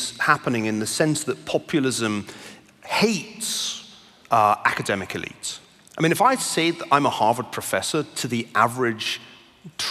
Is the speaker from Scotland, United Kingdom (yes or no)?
yes; Glasgow, Scotland, United Kingdom; now in United States; I grew up in Glasgow, as you may still just about be able to detect in my accent